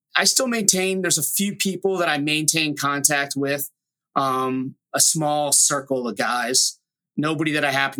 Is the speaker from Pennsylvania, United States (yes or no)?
yes; Delaware County, suburbs of Philadelphia, Pennsylvania, United States; moved away as an adult; I was from the East Coast, kind of a smaller suburb outside of Philly.